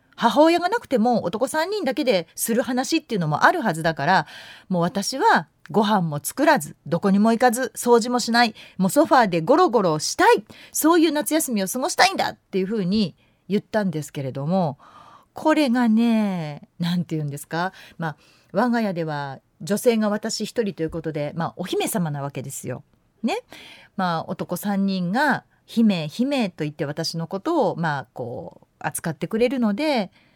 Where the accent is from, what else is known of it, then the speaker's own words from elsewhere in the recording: Yamanashi, Japan; moved away; 私山梨県出身でして海のない県で育ってる